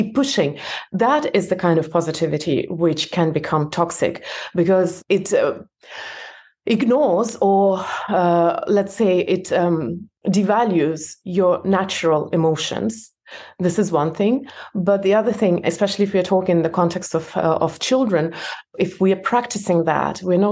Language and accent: English; Belarus; moved away; I was born in Belarus. It's a different country now, and in my passport, it looks as if I immigrated